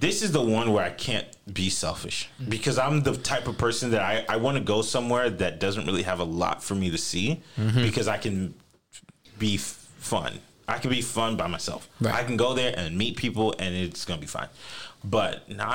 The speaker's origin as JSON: {"language": "English", "region": "Florida", "country": "United States", "said": "I'm from Florida"}